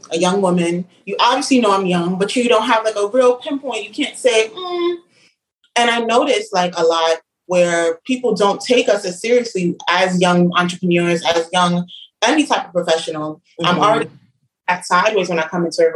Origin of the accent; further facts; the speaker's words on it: New York City, New York, United States; I'm born and raised in Brooklyn, specifically in Flatbush.